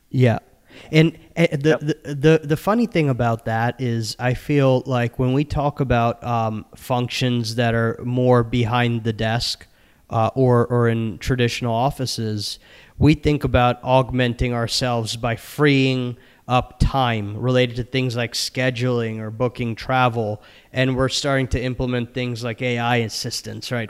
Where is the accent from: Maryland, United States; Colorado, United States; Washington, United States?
Maryland, United States; my home state of Maryland